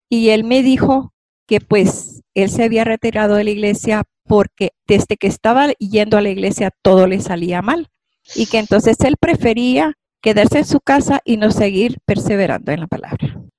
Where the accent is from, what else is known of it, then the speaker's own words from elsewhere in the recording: Honduras; por haberme invitado a mi vida de fe en mi país, Honduras.